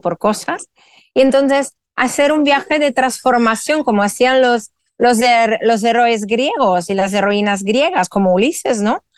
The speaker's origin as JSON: {"language": "Spanish", "country": "Italy", "moved": "as an adult", "lives_now": "Spain", "said": "soy italiana afincada en España hace más de 17 años"}